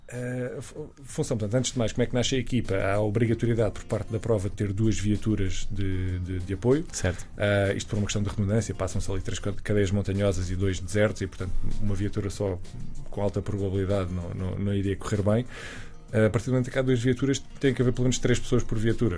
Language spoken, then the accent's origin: Portuguese; Évora, Alentejo, Portugal; moved away as an adult; also born or lived in Lisbon; quando vim estudar para Lisboa, eu sou, sou de Évora